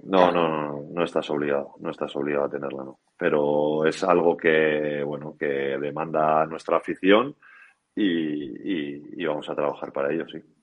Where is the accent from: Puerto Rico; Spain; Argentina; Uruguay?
Spain; Pasaia, Basque Country; mi pueblo, Pasaya